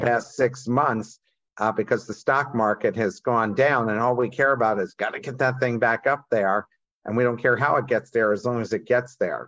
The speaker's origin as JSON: {"language": "English", "town": "Coatesville", "region": "Pennsylvania", "country": "United States", "tie": "born or raised there", "said": "I grew up in Coatesville"}